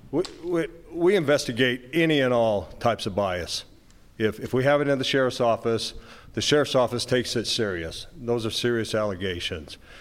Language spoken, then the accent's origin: English; Moab, Utah, United States; I was born and raised in Moab